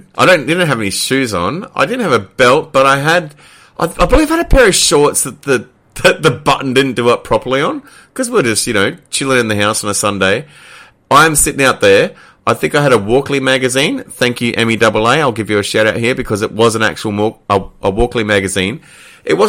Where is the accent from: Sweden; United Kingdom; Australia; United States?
Australia; Queensland; we were both people who traditionally lived in Queensland